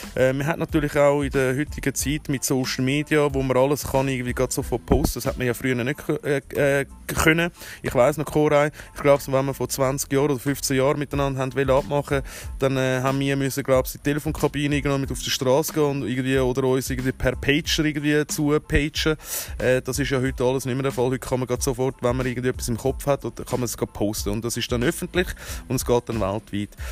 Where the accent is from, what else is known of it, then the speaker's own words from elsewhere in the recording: Switzerland; mich selber als Schweizer